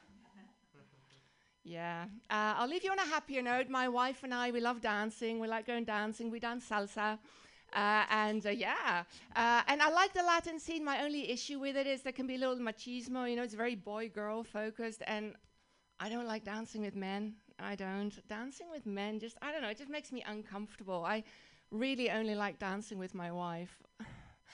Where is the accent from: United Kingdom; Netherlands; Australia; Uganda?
Netherlands; accent: Dutch; English is a second language; moved away as an adult; now in United States; I grew up in the Netherlands.